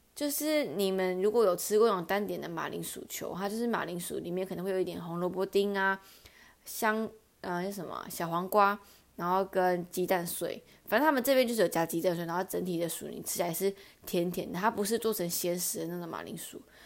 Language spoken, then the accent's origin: Chinese; Taichung, Taiwan; 我是台中人